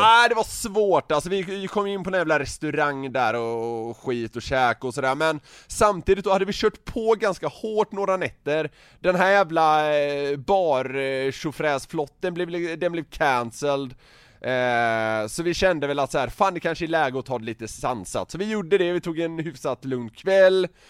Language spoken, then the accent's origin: Swedish; Sweden; vi var från Sverige